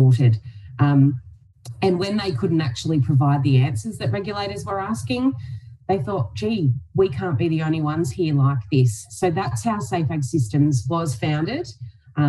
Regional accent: Donald, Victoria, Australia; also born or lived in Melbourne; I moved home from Melbourne back to Donald

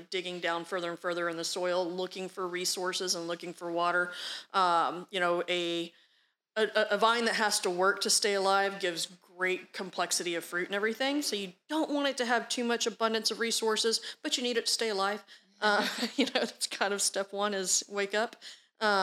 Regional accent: Texas, United States; I'm from Texas

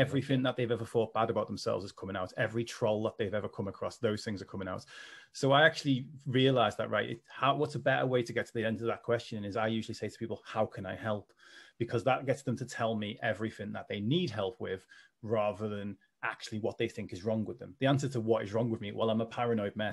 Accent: Liverpool, North West England, United Kingdom; accent: Scouse; in case people can't tell from my accent, I am a Scouser

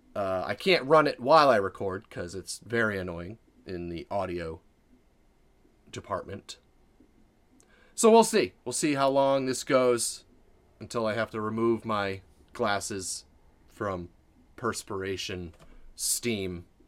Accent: Maine, United States; I'm from Maine

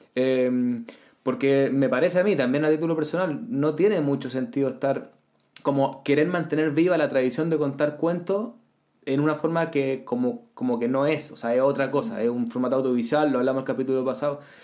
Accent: Chile

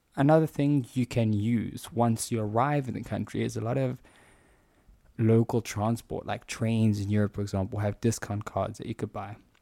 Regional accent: South Africa; I'm South African

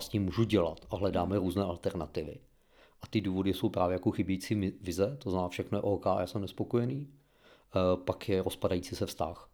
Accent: Czechia; máme jako Češi určitý jiný vztah k některým tématům

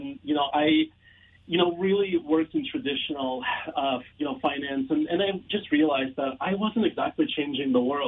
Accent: Ukraine; also born or lived in Toronto; now in Canada; I'm an immigrant from Ukraine

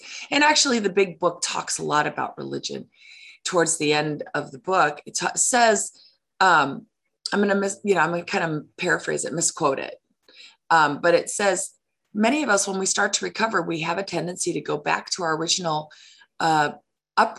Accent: Chicago, Illinois, United States; I grew up in Chicago

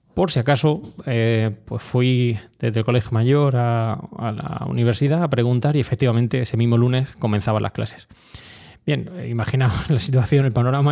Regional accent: Orihuela, Valencian Community, Spain; moved away as an adult; also born or lived in Granada / Madrid; Orihuela, eh, mi ciudad, em, no natal, pues sabéis que soy granadino, pero bueno, realmente la ciudad donde he desarrollado toda mi infancia, donde he estado toda mi infancia

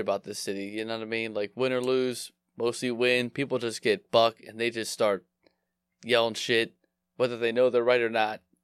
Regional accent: Philadelphia, Pennsylvania, United States; I grew up in Philly

